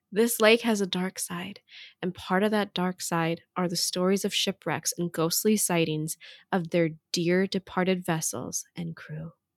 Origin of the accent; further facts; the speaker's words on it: Hawaii, United States; growing up in Hawaii, like, we have very special education